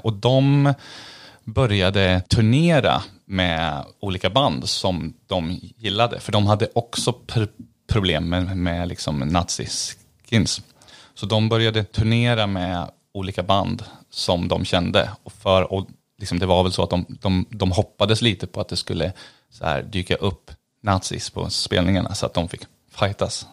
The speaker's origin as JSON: {"language": "Swedish", "town": "Eskilstuna", "region": "Södermanland", "country": "Sweden", "said": "jag är från Eskilstuna"}